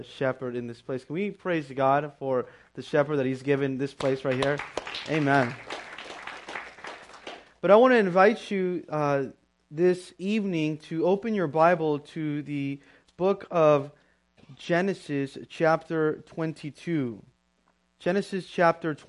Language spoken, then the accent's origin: English; Pomona, California, United States; born and raised in Pomona